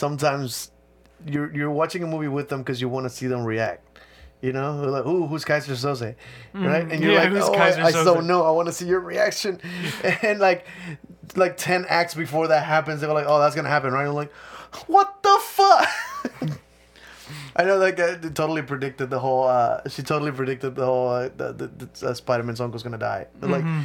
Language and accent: English; Mexico; moved away; I grew up in Mexico, too